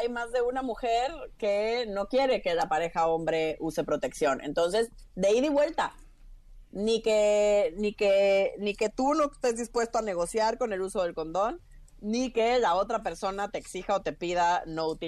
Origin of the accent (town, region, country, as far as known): Villahermosa, Tabasco, Mexico; born or raised there; also born or lived in Mérida, Yucatán / Mexico City; now in Florence, Italy